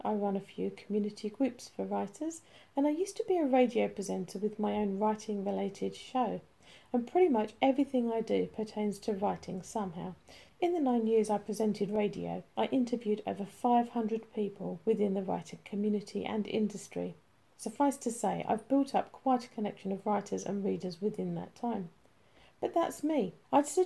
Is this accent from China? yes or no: no; United Kingdom; as a Brit